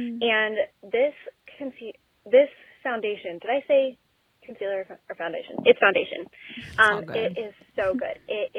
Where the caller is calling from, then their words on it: Arizona, United States; Hi, Esther. Hi, Caroline. … I'm from Arizona.